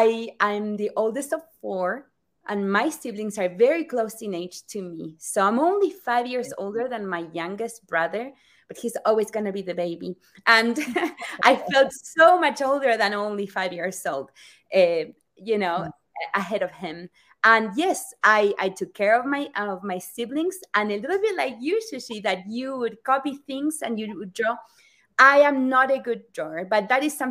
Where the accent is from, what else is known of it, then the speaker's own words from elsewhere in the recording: Rosario, Santa Fe, Argentina; moved away; I am from Rosario, Argentina